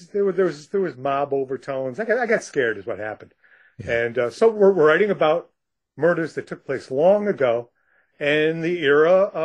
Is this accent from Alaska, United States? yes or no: no; Rochester, New York, United States; moved away; I lived on a dirt road in a rural area south of Rochester, New York